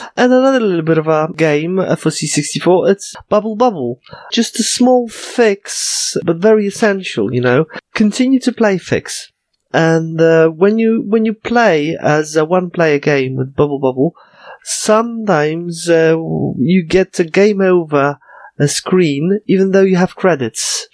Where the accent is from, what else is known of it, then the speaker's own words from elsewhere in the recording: Poland; first language Polish; English is a second language; I'm a native, native speaker of Polish